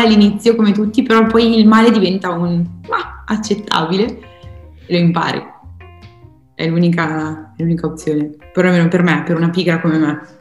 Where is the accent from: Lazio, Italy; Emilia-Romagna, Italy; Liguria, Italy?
Emilia-Romagna, Italy; Podenzano; vengo da Podenzano